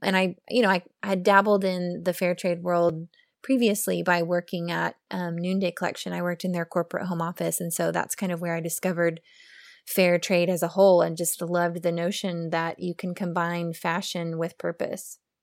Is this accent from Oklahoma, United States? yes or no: yes; Oklahoma, United States; moved away as an adult; now in Austin, United States; I'm from Oklahoma. I, I moved to Austin, Texas for a job ten years ago, and I have been here ever since.